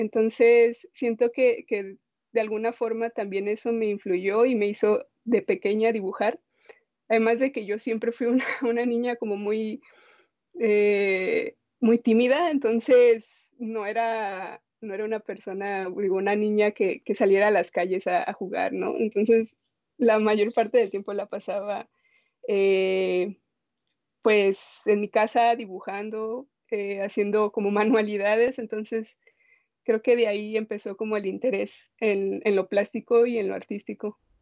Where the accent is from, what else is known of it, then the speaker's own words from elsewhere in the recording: Guadalajara, Jalisco, Mexico; also born or lived in San Luis Potosí; Yo crecí en la ciudad, bueno, en Guadalajara, pero yo nací en San Luis Potosí, solo nací ahí y jamás he vuelto.